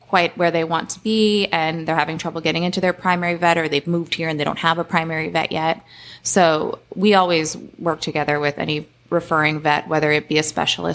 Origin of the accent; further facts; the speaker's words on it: Cape Cod, Massachusetts, United States; I grew up on the Cape. I love the water and the ocean.